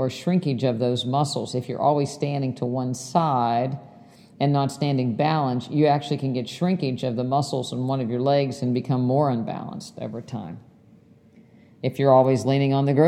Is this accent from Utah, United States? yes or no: no; West Virginia, United States; my house growing up in West Virginia